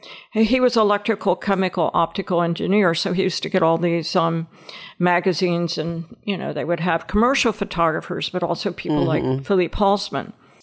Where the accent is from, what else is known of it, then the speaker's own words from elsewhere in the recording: Nashville, Tennessee, United States; also born or lived in Long Island / Delaware; I was born on Long Island. We didn't stay there very long, only a couple of years. And then my father worked for DuPont. So we moved to Delaware. And we lived in Delaware for about 8 or 9 years. Then we moved to Nashville.